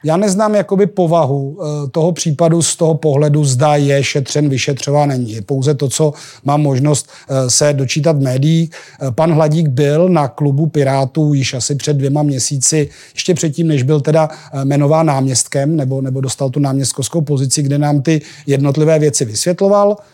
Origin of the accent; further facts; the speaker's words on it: Janov nad Nisou, Liberec Region, Czechia; moved away; Já jsem z Jablonce, no, z Janova nad Nisou